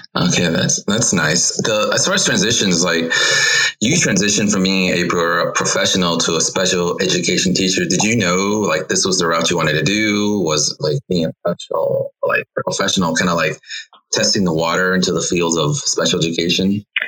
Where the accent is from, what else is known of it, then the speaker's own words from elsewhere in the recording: Los Angeles, California, United States; I'm from Los Angeles